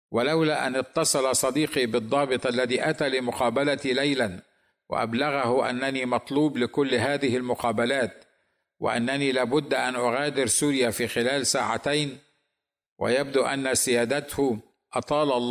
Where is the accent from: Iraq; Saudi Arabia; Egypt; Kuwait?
Egypt; البلد الذي اثق ان لديهم حريه دينيه اكثر من جميع البلدان العربيه بما فيهم بلدي مصر